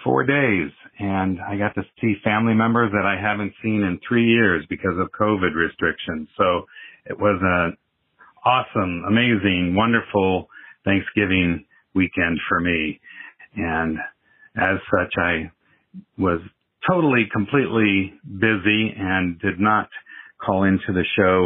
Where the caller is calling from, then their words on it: Iowa City, Iowa, United States; calling from Iowa City.